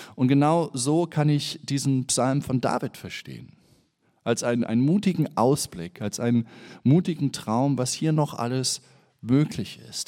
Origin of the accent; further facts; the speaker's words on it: Germany; Ich bin ja im Osten in der DDR aufgewachsen, habe meine Grundschulzeit in der DDR verbracht